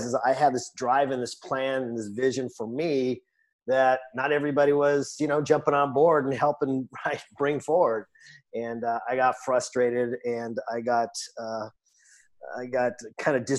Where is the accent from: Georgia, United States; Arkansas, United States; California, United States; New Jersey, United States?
California, United States; Los Angeles; I grew up in Los Angeles, California